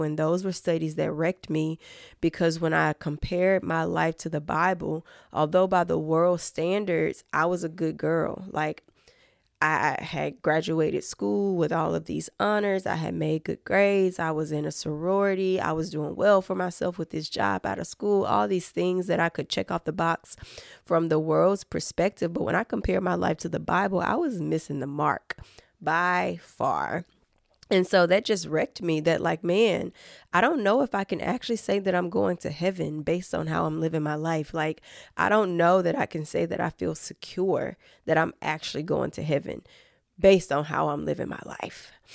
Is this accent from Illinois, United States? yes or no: no; Fayette County, Tennessee, United States; I am originally from Fayette County, Tennessee, so that's right outside of Memphis, Tennessee